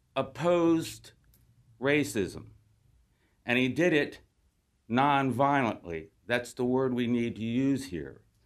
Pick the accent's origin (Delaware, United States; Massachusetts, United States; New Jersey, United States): Delaware, United States; accent: Delaware; moved away as an adult; now in Norfolk, United States; I've been here about 30 years, but I am stubbornly holding on to my Delaware accent.